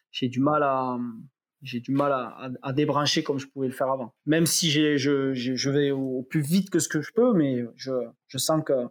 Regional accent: south of France, France; pour moi, en tant que sudiste, si tu veux, le soleil, c'est 90% de la réussite d'un événement.

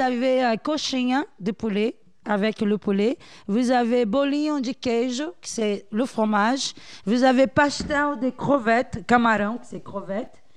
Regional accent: Bahia, Brazil; French is a second language; now in France; je viens de Bahia

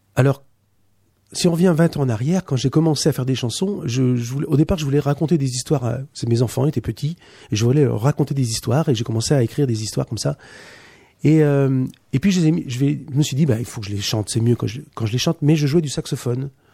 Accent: Poitiers, Nouvelle-Aquitaine, France; chez moi, de Poitiers. On est tous de Poitiers.

